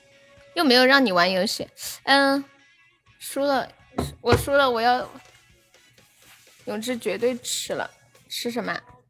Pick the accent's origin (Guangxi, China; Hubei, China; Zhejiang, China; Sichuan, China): Hubei, China; Laifeng; 我是来风的。